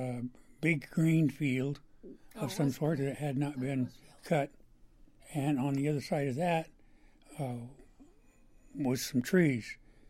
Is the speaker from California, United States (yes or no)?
yes; Sacramento Valley, California, United States; moved away as an adult; now in Oregon, United States; I grew up in Sacramento Valley.